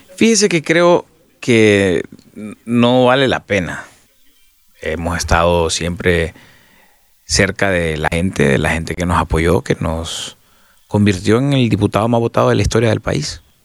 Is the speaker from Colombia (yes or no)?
no; Honduras; no me voy a ir de Honduras, yo soy hondureño. Aquí nací, aquí me quiero morir